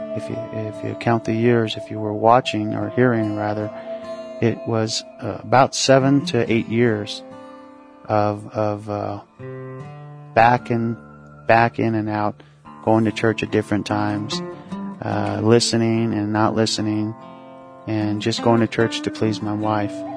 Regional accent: Mesa, Arizona, United States; also born or lived in Tuba City, Arizona; originally Tuba City, Arizona, which is northern Arizona. And I was raised in Mesa, Arizona, which is a suburb of Phoenix, Arizona

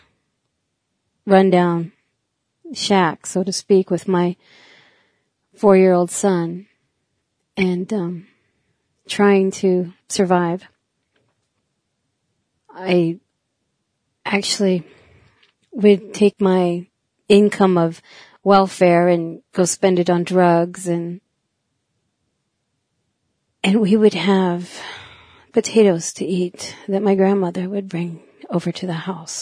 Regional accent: Milesville, South Dakota, United States; also born or lived in Eagle Butte, South Dakota; I was born in Eagle Butte on the reservation. I am from the Cheyenne River Sioux tribe. My mother was a full-blooded Sioux. My father, a white man. I was raised in a little place in the country, 4 miles north of Milesville

